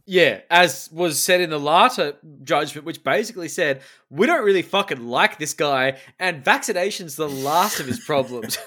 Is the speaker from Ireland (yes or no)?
no; Australia; as an Australian